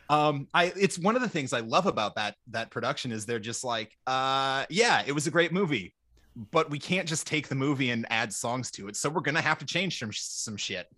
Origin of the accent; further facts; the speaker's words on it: Minnesota, United States; I I grew up in Minnesota. We're famous for our nice people